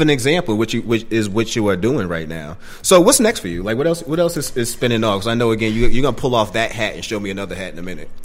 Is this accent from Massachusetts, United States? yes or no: yes; Boston, Massachusetts, United States; my state, Massachusetts, I'm from Boston